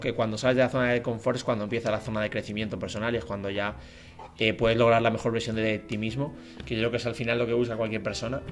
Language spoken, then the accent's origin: Spanish; Madrid, Community of Madrid, Spain; now in Frankfurt, Germany; yo soy de Madrid, de España